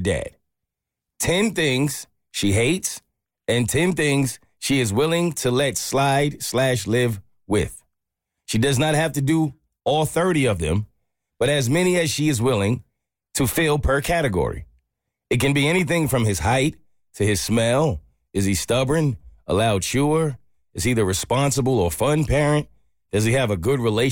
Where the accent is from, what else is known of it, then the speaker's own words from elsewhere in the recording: South Africa; English is a second language; moved away as an adult; now in Charleston, United States; all the way from South Africa.